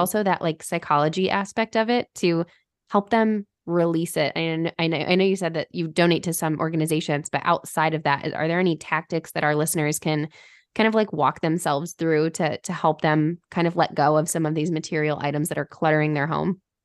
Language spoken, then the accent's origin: English; Michigan, United States; I stayed at home and went to school at, at Oakland University, which is local to where I grew up in Michigan